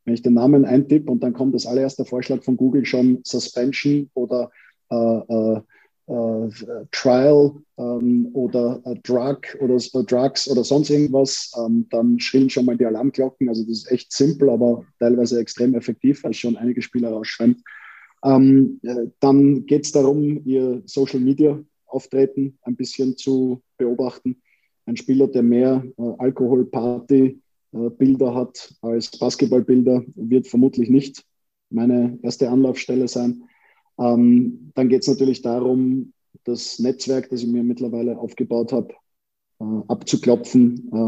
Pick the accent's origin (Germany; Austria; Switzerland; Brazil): Austria; Vienna; Wir Wiener empfinden das ja nicht als Wiener Schmäh, sondern für uns ist das einfach, wir sind halt so, wie wir sind.